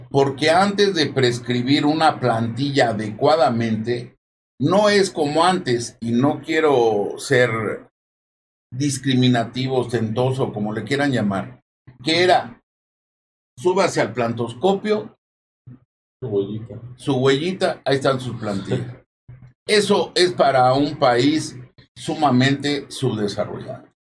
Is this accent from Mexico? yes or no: yes; Mexico